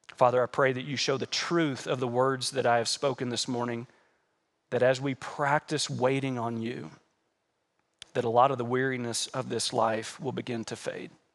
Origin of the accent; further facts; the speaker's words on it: United States; As American Christians